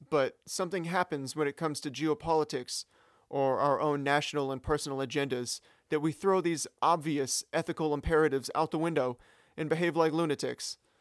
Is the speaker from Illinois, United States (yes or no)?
no; Sacramento, California, United States; my hometown of Sacramento